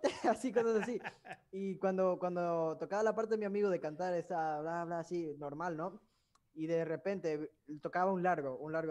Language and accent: Spanish; Dominican Republic; Ah, soy dominicana, órale.